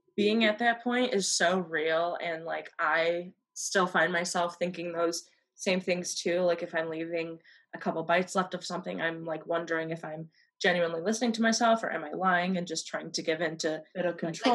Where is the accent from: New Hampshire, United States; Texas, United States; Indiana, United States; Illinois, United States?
Illinois, United States; I'm from Illinois and I'm currently in Illinois right now